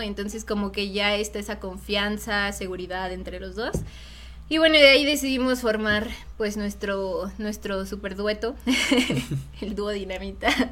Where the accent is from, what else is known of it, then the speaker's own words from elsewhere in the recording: Mexico; nos identifica a nosotros, ¿no? Como mexicanos